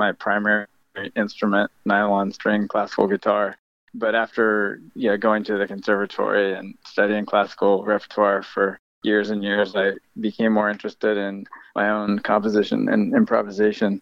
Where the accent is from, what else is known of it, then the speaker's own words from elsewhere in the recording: Camptonville, California, United States; my hometown of Camptonville, California